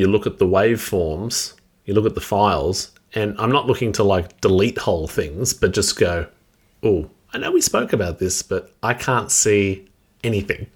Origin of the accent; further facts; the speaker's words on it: Australia; being Australian